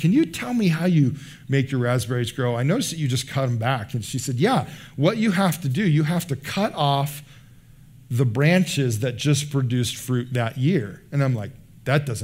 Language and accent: English; United States